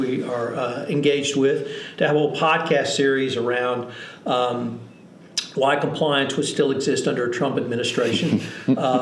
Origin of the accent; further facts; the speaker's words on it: Houston, Texas, United States; I'm from Houston